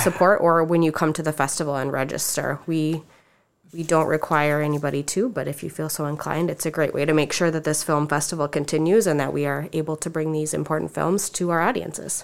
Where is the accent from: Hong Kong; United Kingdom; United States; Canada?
United States; Lake Mills, Iowa; moved away as an adult; also born or lived in Decorah, Iowa; I'm from Lake Mills, Iowa.